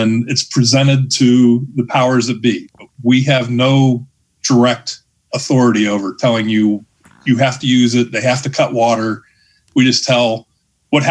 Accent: Ohio, United States; now in Kansas, United States; I'm from Ohio

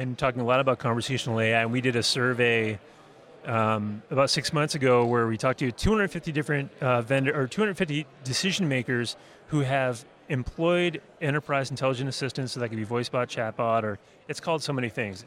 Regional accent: Massachusetts, United States; I grew up in Massachusetts

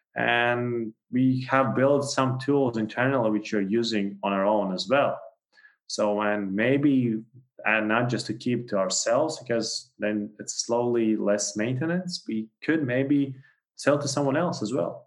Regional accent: Latvia; I'm from Latvia, and then also co-founders are both from Latvia.

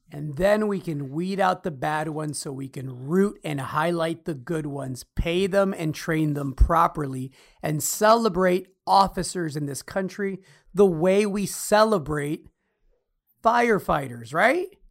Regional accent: Chicago, Illinois, United States; moved away; also born or lived in Alaska / New York; I grew up in Chicago. I spent my childhood there

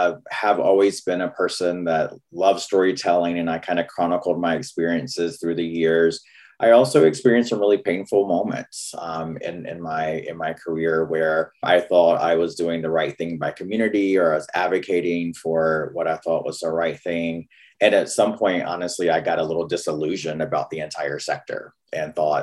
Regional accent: North Carolina, United States; accent: Southern; moved away as an adult; now in Seattle, United States; I grew up in North Carolina

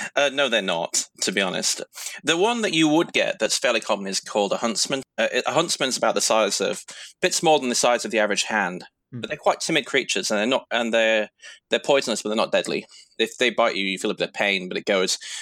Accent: United Kingdom; now in Sydney, Australia; quite a few of us Brits

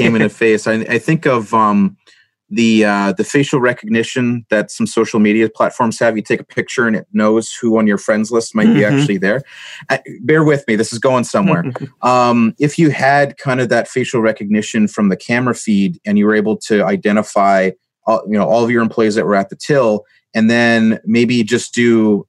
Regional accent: Canada; being a Canadian on site in the U.S.

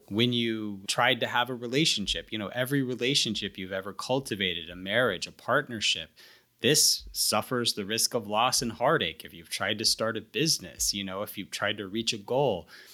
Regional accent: the American South, United States; I, I'm a Southerner

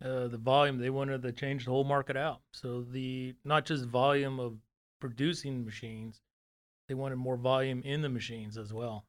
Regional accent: Fresno, California, United States; moved away as an adult; now in Dallas, United States; I'm from Fresno, California, from, uh, so I was born and raised there

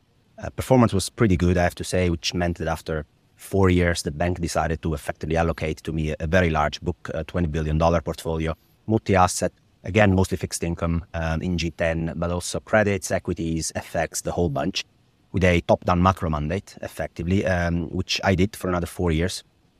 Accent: Italy; English is a second language; My mother was the treasurer of a small regional Italian bank in my hometown, which meant that she was very involved in Italian bond market to start

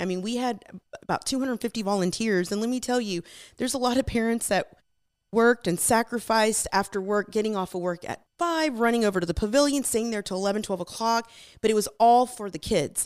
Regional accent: Magnolia, Texas, United States; also born or lived in Houston, Texas / California; we flooded and we moved town to Magnolia and, um, I grew up in this town.

